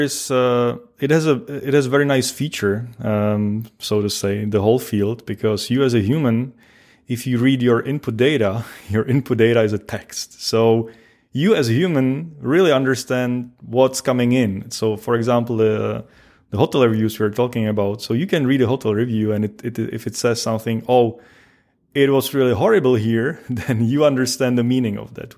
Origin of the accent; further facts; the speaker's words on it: Czechia; moved away as an adult; also born or lived in Pilsen, Czech Republic; now in Paderborn, Germany; I originally come from from the Czech Republic, which is the, the next country on the east from Germany.